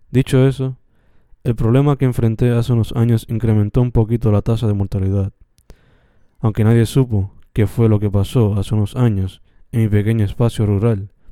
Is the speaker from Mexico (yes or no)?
no; Sabana Grande, Puerto Rico; en mi pequeño y bello pueblo de Sabana Grande. Por lo regular, mi pueblo es uno bien tranquilo.